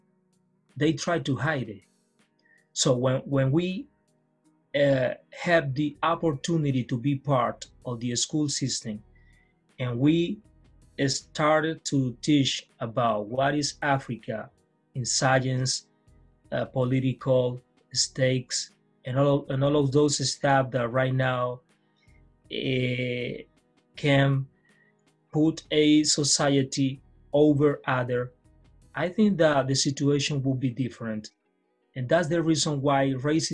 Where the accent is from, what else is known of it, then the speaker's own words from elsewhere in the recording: Pacific Coast, Colombia; now in Spain; I'm coming from Colombia, from the Pacific Coast